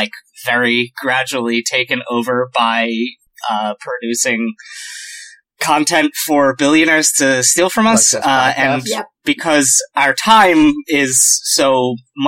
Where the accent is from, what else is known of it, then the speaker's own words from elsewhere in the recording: United States; I'm American